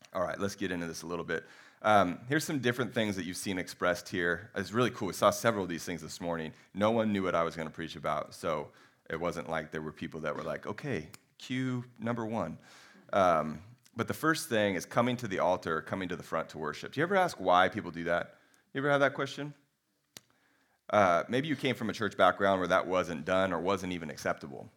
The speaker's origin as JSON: {"language": "English", "country": "United States", "said": "we're pretty American"}